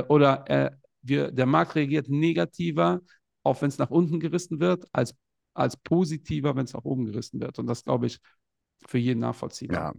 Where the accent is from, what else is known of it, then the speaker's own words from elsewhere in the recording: Portugal; ich bin selbst aus Portugal